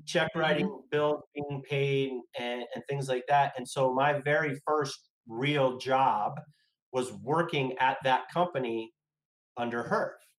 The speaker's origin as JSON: {"language": "English", "town": "Los Angeles", "region": "California", "country": "United States", "tie": "born or raised there", "said": "I grew up in the San Fernando Valley in Sherman Oaks, California."}